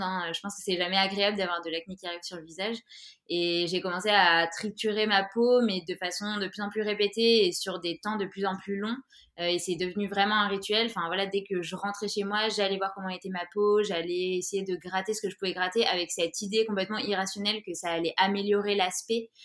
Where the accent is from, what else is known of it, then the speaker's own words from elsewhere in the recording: Grenoble, Auvergne-Rhône-Alpes, France; now in Orléans, France; je viens de Grenoble et j'habite en ce moment à Orléans